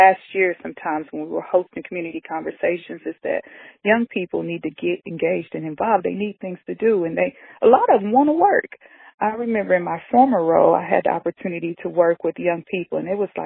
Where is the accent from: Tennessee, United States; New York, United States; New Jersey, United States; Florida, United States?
Tennessee, United States; Knoxville; I'm a native from Knoxville